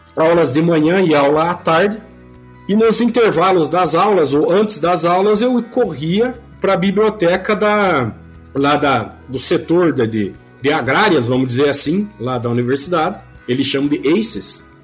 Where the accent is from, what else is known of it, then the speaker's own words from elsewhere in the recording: Ponta Grossa, Paraná, Brazil; sou é, pontagrossense, sou natural de Ponta Grossa, no Paraná.